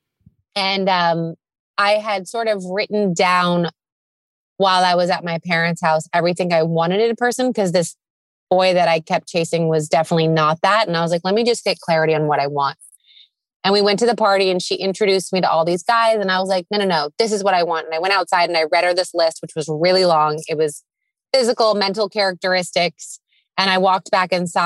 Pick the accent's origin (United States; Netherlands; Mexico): United States; San Diego, California; I'm from San Diego, California, specifically Mission Hills